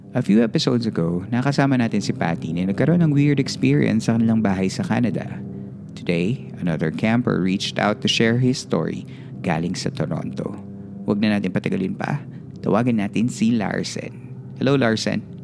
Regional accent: Nueva Ecija, Central Luzon, Philippines; moved away as an adult; also born or lived in Bataan; originally, from Nueva Ecija po ako

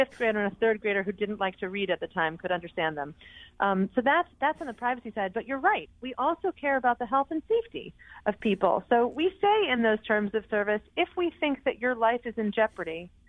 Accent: Connecticut, United States; the number one state for anxiety is my home state of Connecticut.

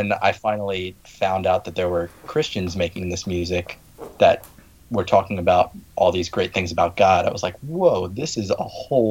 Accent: Baltimore, Maryland, United States; we're from Baltimore

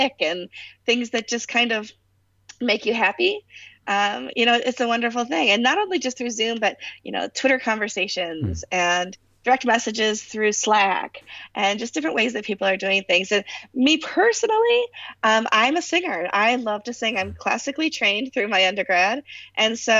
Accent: United States; I'm American

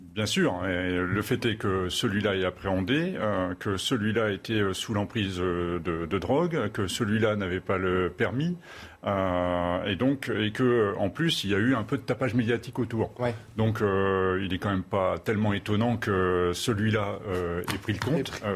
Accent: Channel coast, Hauts-de-France, France; je suis originaire des Hauts-de-France. Euh, du littoral de la Manche

